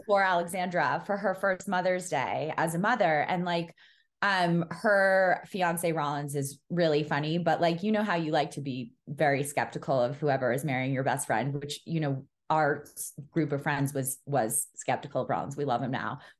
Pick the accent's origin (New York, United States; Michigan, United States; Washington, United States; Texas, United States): New York, United States; New York City; I grew up in New York City